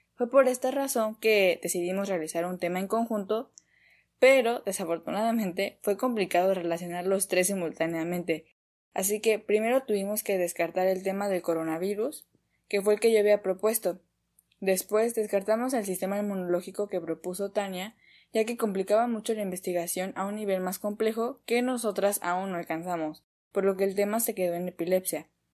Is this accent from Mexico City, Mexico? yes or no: yes; Mexico City, Mexico; soy de la Ciudad de México